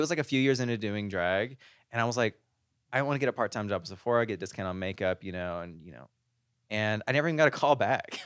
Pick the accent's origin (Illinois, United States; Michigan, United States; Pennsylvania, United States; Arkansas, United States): Arkansas, United States; moved away as an adult; now in Las Vegas, United States; I'm from Arkansas. We're uncultured.